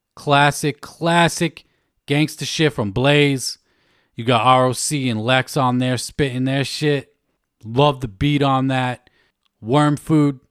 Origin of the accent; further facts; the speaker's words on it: Worcester, Massachusetts, United States; Worcester, Mass, my hometown.